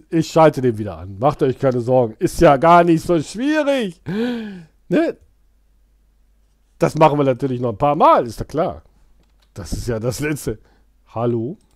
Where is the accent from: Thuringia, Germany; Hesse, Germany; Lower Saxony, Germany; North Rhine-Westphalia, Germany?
North Rhine-Westphalia, Germany; Düsseldorf; Ich komme aus Düsseldorf.